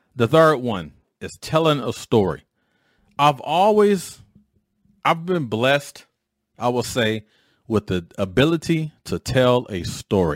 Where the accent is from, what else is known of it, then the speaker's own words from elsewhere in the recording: Detroit, Michigan, United States; a knucklehead growing up in Detroit